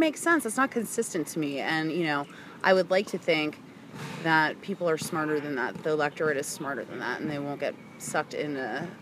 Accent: outside Philadelphia, Pennsylvania, United States; moved away; also born or lived in Washington, District of Columbia, United States; I was born and raised outside of Philadelphia, Pennsylvania. Okay Allentown ish

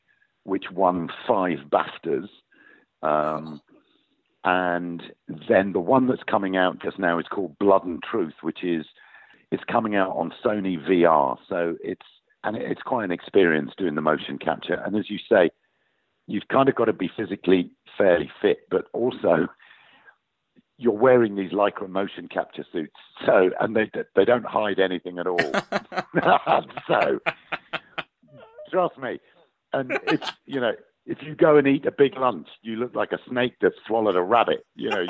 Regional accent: Yorkshire and the Humber, United Kingdom; accent: northern; I grew up in Yorkshire, and my father was from Yorkshire, so I have a natural northern accent

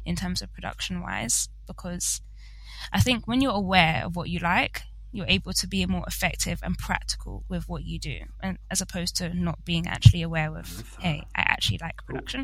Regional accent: London, United Kingdom; I am in London, and I unfortunately grew up in London. I haven't moved. I've stayed right here.

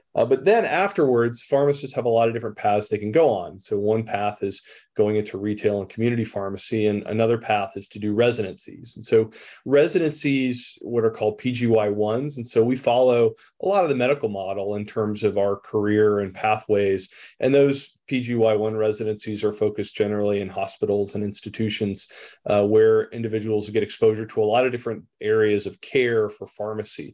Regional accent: Rome, Georgia, United States; I'm a pharmacist from Rome, Georgia

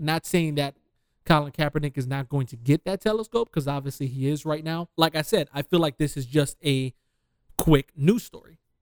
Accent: Detroit, Michigan, United States; I'm from Detroit.

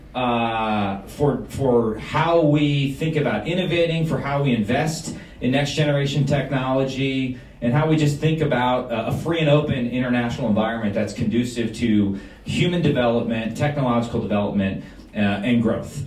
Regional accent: Wisconsin, United States; we're, we're from Wisconsin

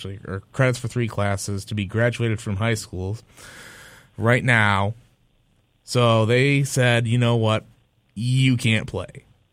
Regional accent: Michigan, United States; moved away; my home state of Michigan.

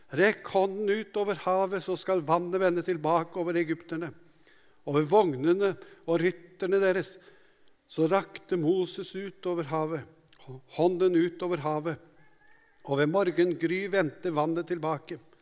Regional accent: Hadeland, Innlandet, Norway; Jeg vokste opp på Hadeland

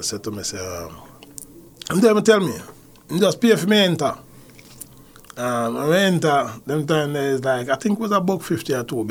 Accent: Kingston, Jamaica; me grew up in Appian Avenue, you know, Kingston

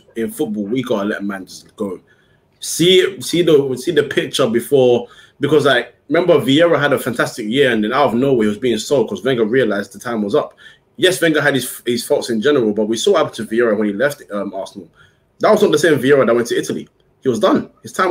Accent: Ghana; as a Ghanaian

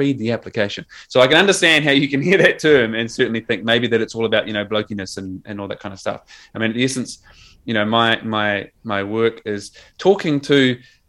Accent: New Zealand; accent: Kiwi; my Kiwi accent

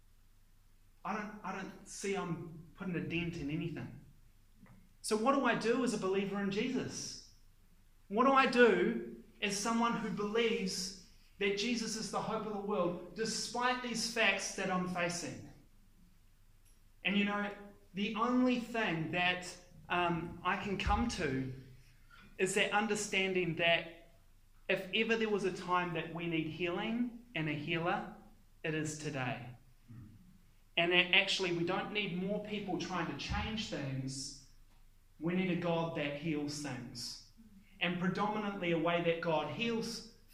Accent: Palmerston North, Manawatū-Whanganui, New Zealand; in the 1980s, where I grew up in Palmerston North, my street in Palmerston North

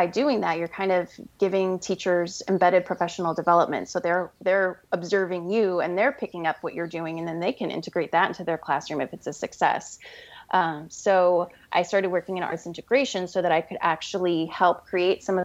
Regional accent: St. Louis, Missouri, United States; moved away as an adult; we're both from St. Louis

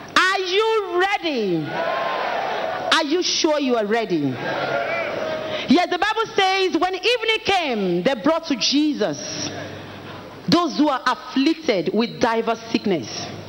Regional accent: Abuja, Federal Capital Territory, Nigeria; I'm from Abuja

